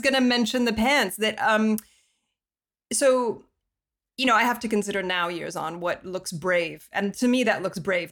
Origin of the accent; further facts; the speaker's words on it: Colorado Springs, Colorado, United States; I'm from Colorado Springs, and that's uh, where the Olympic Training Center is